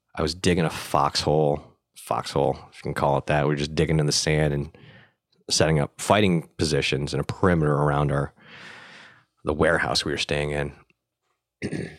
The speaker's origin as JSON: {"language": "English", "town": "Buffalo", "region": "New York", "country": "United States", "tie": "born or raised there", "also_born_or_lived": "Vietnam", "moved": "as an adult", "lives_now": "Los Angeles, United States", "said": "I was born in Vietnam, but I was being raised in Buffalo, New York"}